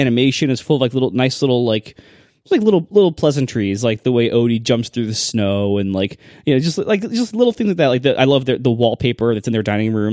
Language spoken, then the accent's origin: English; Ohio, United States; I'm from Ohio